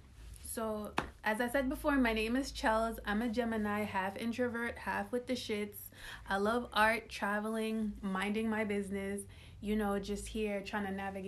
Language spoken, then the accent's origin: English; Jamaica; we're both Jamaican.